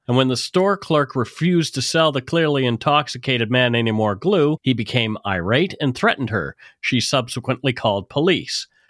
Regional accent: Canada; We are ordinary Canadian schmucks

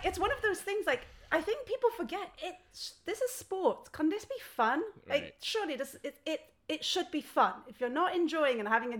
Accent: Belgium; moved away; also born or lived in France / United Kingdom; I was born in France, but I grew up in Belgium. So like an hour's drive from Spa-Francorchamps

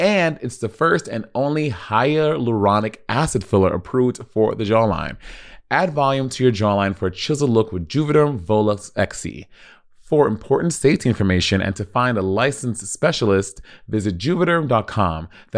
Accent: New York, United States; Yeah, I knew that. I'm from New York, girl.

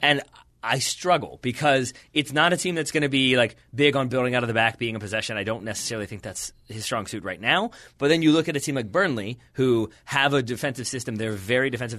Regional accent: United States; I'm an American

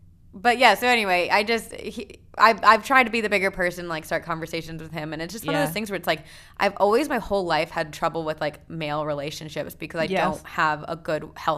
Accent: New Jersey, United States; I was born in New Jersey

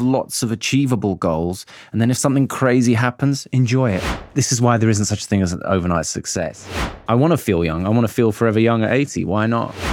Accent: Birmingham, West Midlands, United Kingdom; moved away; also born or lived in London; I grew up in Birmingham. Mm and I grew up in Handsworth Wood

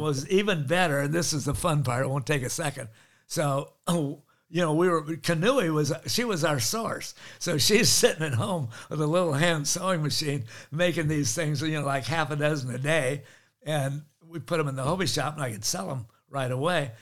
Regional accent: Laguna Beach, California, United States; also born or lived in Honolulu, Hawaii / Maui, Hawaii; I come to Laguna, where I grew up

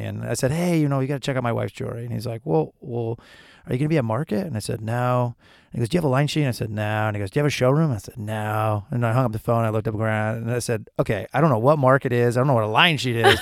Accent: Syracuse, New York, United States; moved away; I'm from Syracuse

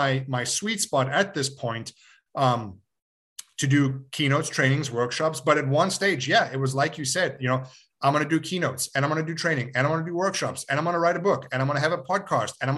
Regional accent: Johannesburg, Gauteng, South Africa; born or raised there; moved away; also born or lived in Yugoslavia

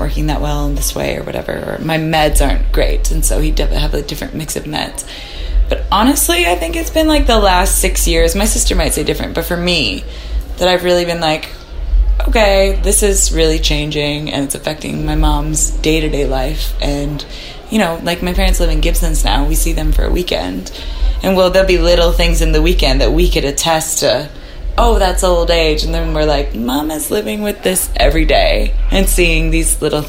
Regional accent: West Vancouver, British Columbia, Canada; moved away as an adult; now in Nashville, United States; I grew up in West Vancouver with a mom that stayed at home

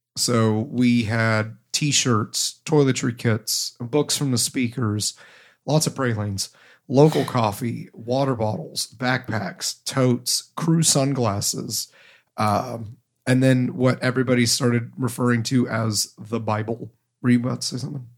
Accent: Ohio, United States; now in New England, United States; I am from Ohio

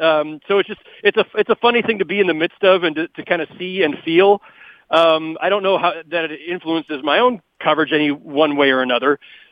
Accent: California, United States; moved away as an adult; now in New York, United States; I'm not from here. I'm from California. And, you know, I spent, you know, the 7 years covering the Lakers before I came here. I've been here for 14 years now

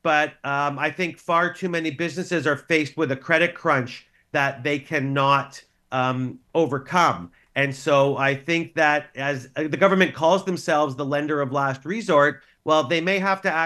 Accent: Canada; as a Canadian

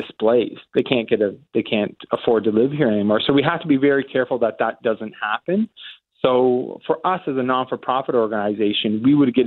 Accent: Simcoe, Ontario, Canada; I grew up in Simcoe, Ontario, and Turkey Point and Long Point

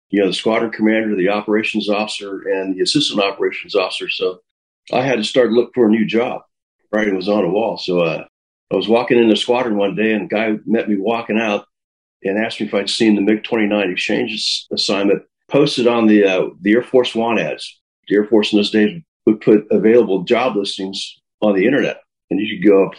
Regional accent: El Paso, Texas, United States; I grew up mostly in El Paso, Texas

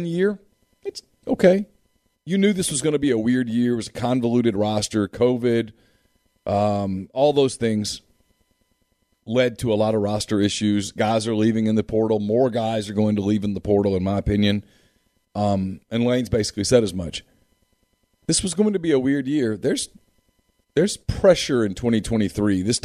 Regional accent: Louisiana, United States; moved away as an adult; also born or lived in Mississippi / Alabama; I grew up in Louisiana.

